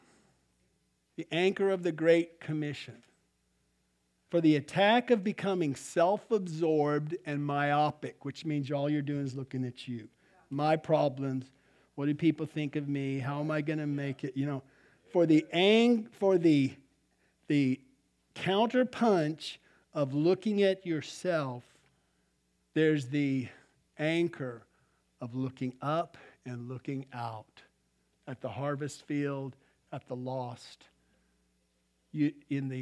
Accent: Albuquerque, New Mexico, United States; I grew up in Albuquerque.

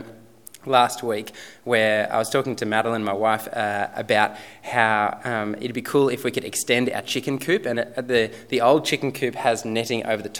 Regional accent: Sutherland Shire, New South Wales, Australia; moved away as an adult; now in Robertson, Australia; I grew up in the Sutherland Shire

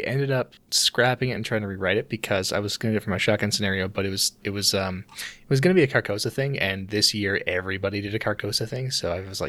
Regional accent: Canada; being Canadian

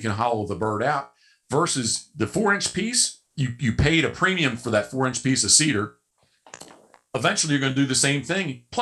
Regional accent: Havre de Grace, Maryland, United States; I was born in Havre de Grace, Maryland.

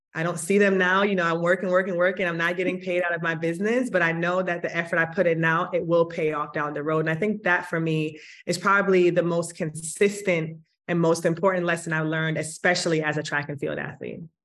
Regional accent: Kingston, Jamaica; I was born in Kingston, Jamaica, and have the most fond memories of my early days in Kingston.

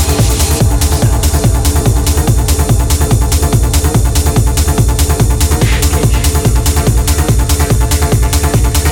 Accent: Australia; also born or lived in Brisbane, Australia; I'm from Australia

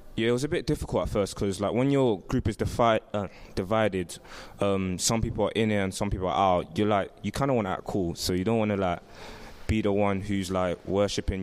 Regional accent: London, United Kingdom; I'm from Southwest London. I live in Brixton

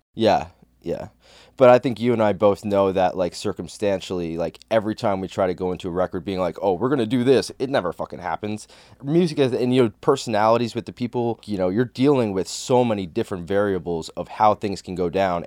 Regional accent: Bergen County, New Jersey, United States; I grew up in Bergen County, New Jersey

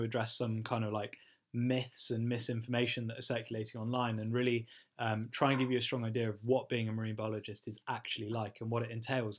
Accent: England, United Kingdom; I'm from England.

